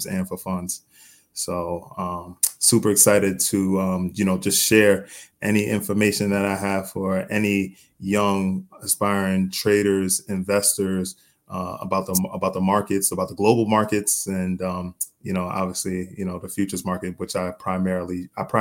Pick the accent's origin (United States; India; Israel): United States; New York; also born or lived in North Carolina; Born and raised in New York